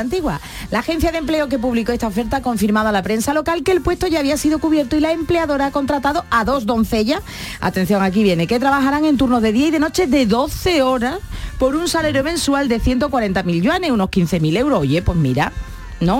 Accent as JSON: {"language": "Spanish", "town": "San Fernando", "region": "Andalusia", "country": "Spain", "also_born_or_lived": "Cádiz", "said": "soy de, nací Cádiz, pero vamos, yo soy de San Fernando ya"}